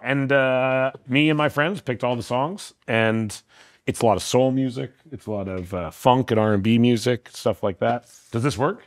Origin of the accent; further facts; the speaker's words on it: Vancouver, British Columbia, Canada; I'm from Vancouver.